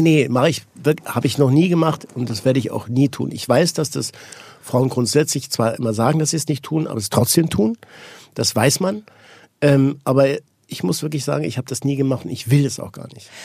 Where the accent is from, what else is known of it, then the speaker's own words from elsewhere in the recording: Switzerland; ich bin Schweizer.